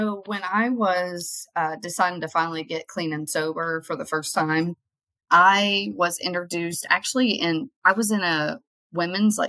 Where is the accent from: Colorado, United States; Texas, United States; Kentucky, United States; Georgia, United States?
Kentucky, United States; move to a different place in Kentucky